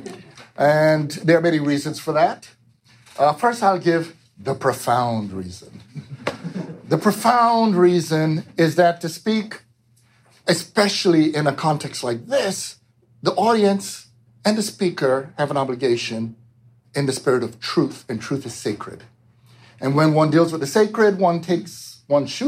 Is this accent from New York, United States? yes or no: yes; New York, United States; also born or lived in Jamaica; I grew up in New York